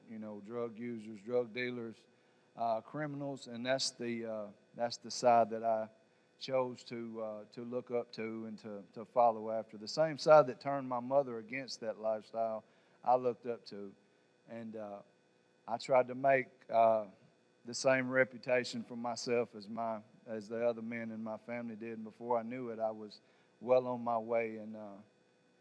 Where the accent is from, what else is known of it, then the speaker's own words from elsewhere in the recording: Savannah, Tennessee, United States; I'm from Savannah, Tennessee.